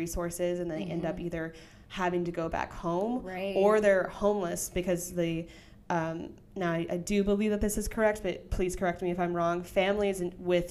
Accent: the Bible Belt, the South, United States; I grew up in the Bible Belt.

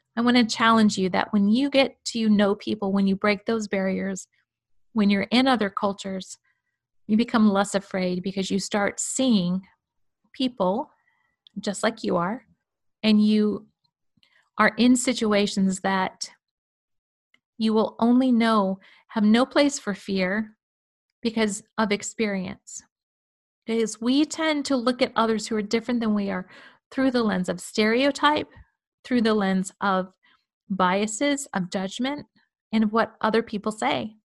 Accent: United States; as American Christians

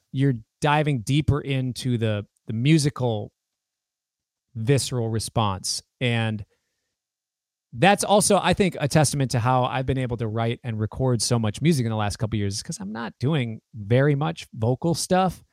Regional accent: United States; I am the American version of him

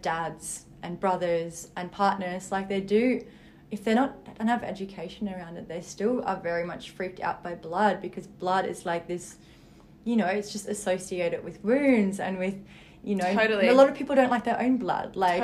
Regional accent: Berlin, Germany; now in Sydney, Australia; I live in the beautiful Sydney beaches, but I was actually born and raised in Berlin.

